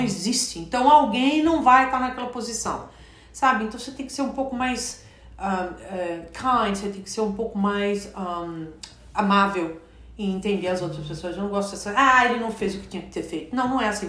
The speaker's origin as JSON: {"language": "Portuguese", "country": "Brazil", "moved": "as an adult", "said": "quando eu saí do Brasil, uma delas é que eu estava chegando aos meus 30 anos de idade"}